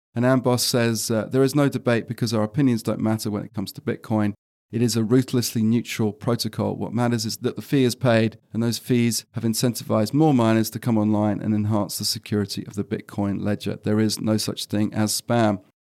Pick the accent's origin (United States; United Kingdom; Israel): United Kingdom; I'm British